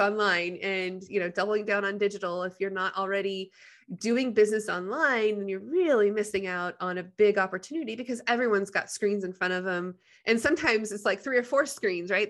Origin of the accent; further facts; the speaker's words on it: Middleton, Idaho, United States; also born or lived in Nampa, Idaho / Seattle, Washington; I grew up, uh, rural, small town, uh, Middleton, Caldwell area